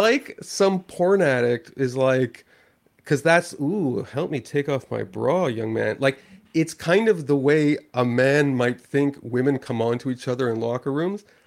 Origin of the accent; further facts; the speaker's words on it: Canada; I'm a Canadian.